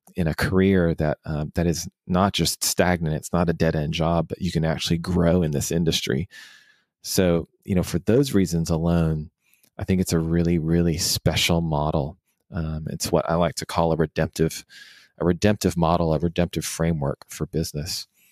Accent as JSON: {"language": "English", "town": "Houston", "region": "Texas", "country": "United States", "tie": "born or raised there", "also_born_or_lived": "Washington, D.C.", "lives_now": "Dallas, United States", "said": "I actually, uh, was born and raised in Houston and then moved to Washington, D C for about six"}